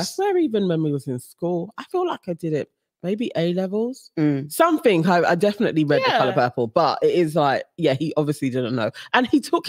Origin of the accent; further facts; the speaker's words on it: United Kingdom; we're not holding it up as British borns.